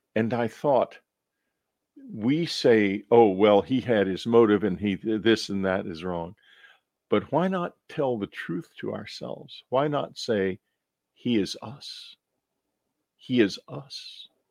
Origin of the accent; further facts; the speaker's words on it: Texas, United States; When I was growing up in Texas